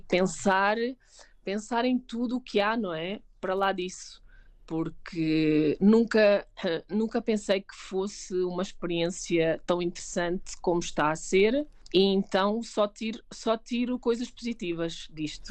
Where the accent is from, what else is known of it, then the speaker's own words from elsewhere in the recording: Sintra, Lisbon, Portugal; moved away as an adult; now in Mexico City, Mexico; Eu sou de Sintra